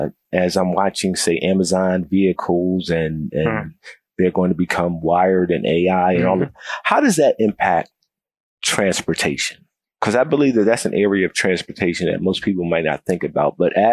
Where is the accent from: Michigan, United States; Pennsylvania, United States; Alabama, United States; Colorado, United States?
Pennsylvania, United States; Philadelphia; because I come from Philadelphia.